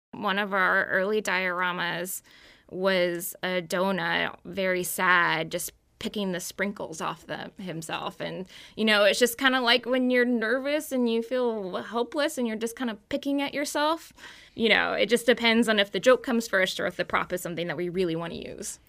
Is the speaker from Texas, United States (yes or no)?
yes; Texas, United States; now in Maryland, United States; I grew up in Texas